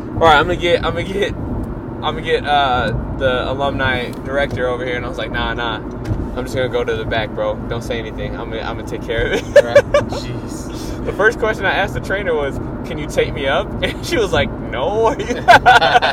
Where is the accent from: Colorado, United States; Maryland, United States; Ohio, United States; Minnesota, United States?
Minnesota, United States; Minneapolis; I'm from Minneapolis, and I'm from Minnesota, so there's a lot of lakes here